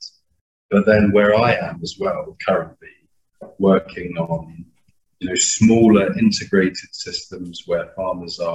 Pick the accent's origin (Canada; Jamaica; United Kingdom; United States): United Kingdom; moved away as an adult; also born or lived in Malawi; There is a fair amount of flack for being British